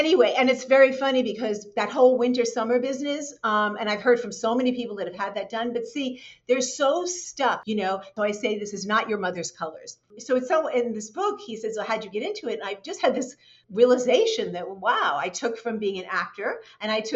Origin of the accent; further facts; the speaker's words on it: New York City, New York, United States; I grew up in New York City.